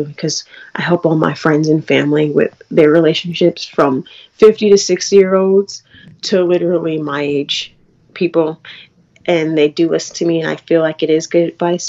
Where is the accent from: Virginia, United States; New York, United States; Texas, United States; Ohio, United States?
New York, United States; New York City; also born or lived in Long Island; I grew up in Queens.